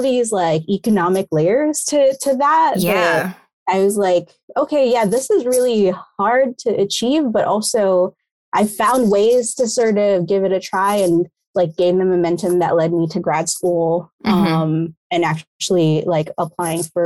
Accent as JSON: {"language": "English", "town": "New York City", "region": "New York", "country": "United States", "tie": "born or raised there", "also_born_or_lived": "Philippines", "said": "I grew up in New York City"}